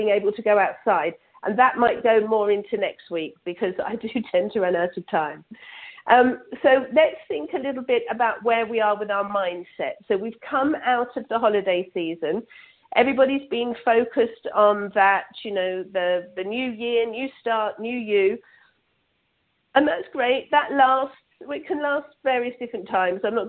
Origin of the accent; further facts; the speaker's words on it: England, United Kingdom; now in Toronto, Canada; I'm originally from England, but now live in Canada, just outside of Toronto.